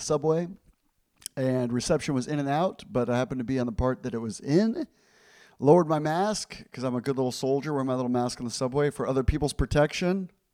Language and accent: English; Ecuador; moved away; I grew up in Ecuador